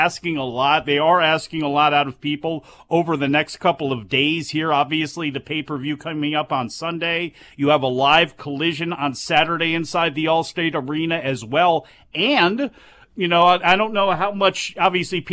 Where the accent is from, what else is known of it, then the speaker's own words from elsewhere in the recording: Arlington Heights, Illinois, United States; also born or lived in Palatine, Illinois; I was born in Arlington Heights. lived in Palatine, an rich Chicago original.